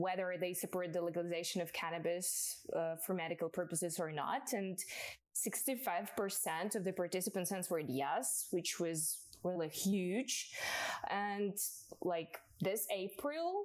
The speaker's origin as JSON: {"language": "English", "country": "Ukraine", "said": "I'm from Ukraine"}